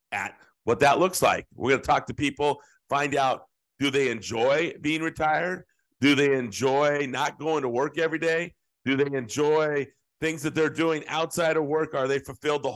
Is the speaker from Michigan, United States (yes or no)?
no; San Jose, California, United States; I grew up in San Jose.